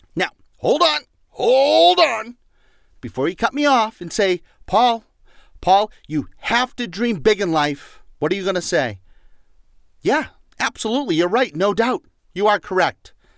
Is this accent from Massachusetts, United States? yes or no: yes; Boston, Massachusetts, United States; accent: Boston; My Boston accent